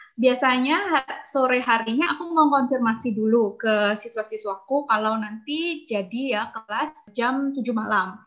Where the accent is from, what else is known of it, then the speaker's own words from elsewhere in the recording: Malang, East Java, Indonesia; aku besar di Malang. Tidak hanya menghabiskan masa kecil sih, aku di Malang sampai aku lulus kuliah.